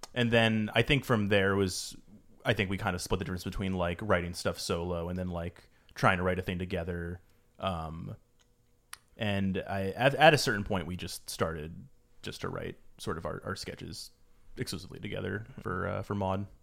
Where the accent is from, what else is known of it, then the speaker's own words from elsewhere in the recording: East Coast, United States; moved away as an adult; now in Los Angeles, United States; I'm from the East Coast originally